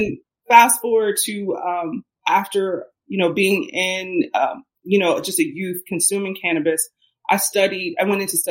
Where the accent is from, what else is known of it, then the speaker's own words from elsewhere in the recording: Cincinnati, Ohio, United States; I grew up in Ohio. I grew up in Cincinnati, Ohio